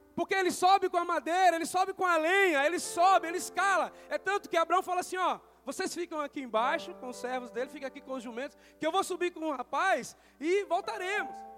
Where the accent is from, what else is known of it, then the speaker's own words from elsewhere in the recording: Bahia, Brazil; now in Jandira, Brazil; eu moro na Bahia